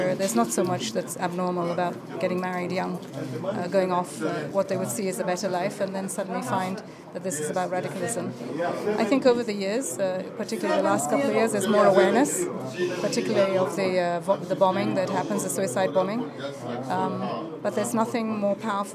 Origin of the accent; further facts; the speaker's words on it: Nigeria; this is where I come from. I come from Nigeria